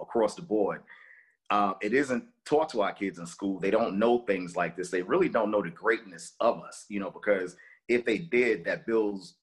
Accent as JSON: {"language": "English", "town": "New York City", "region": "New York", "country": "United States", "tie": "born or raised there", "said": "Growing up in Brooklyn"}